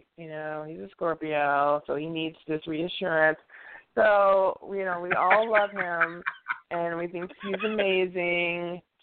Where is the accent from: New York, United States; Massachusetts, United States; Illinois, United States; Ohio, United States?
New York, United States; when I was growing up in New York